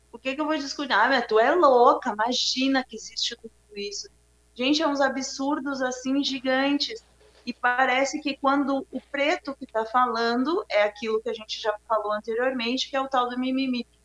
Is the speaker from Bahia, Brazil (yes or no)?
yes; Bahia, Brazil; eu sou baiana, né? eu deixei de ser daqui, porque aqui no sul a gente não tem pretos, né?